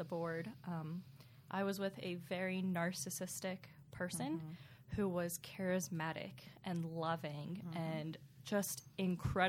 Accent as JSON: {"language": "English", "region": "Pennsylvania", "country": "United States", "tie": "born or raised there", "said": "I was born and raised in Pennsylvania"}